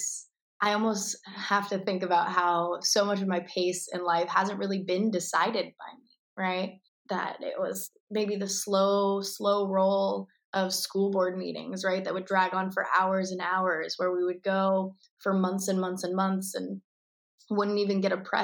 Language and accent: English; Tucson, Arizona, United States; I was born and raised in Tucson, Arizona